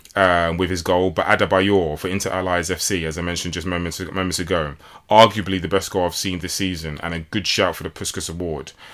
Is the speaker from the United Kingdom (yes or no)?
yes; London, United Kingdom; I was born here in London